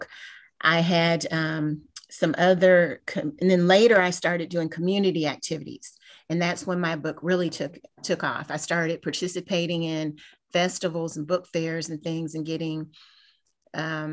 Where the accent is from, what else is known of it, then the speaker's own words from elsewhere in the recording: Kentucky, United States; moved away as an adult; now in Houston, United States; I'm originally from Kentucky. I'm not from Houston